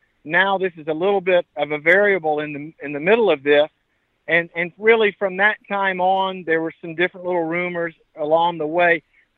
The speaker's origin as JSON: {"language": "English", "town": "Mobile", "region": "Alabama", "country": "United States", "tie": "born or raised there", "said": "Mobile, which is my hometown"}